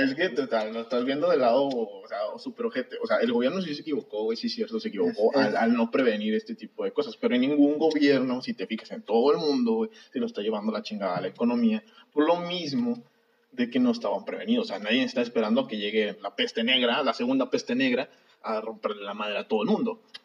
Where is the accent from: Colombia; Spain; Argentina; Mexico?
Mexico; como mexicanos